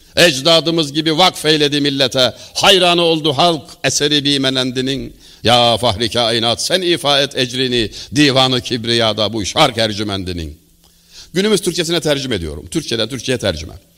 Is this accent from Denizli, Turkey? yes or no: yes; Denizli, Turkey; also born or lived in Çameli, Denizli; Denizliliyim ben.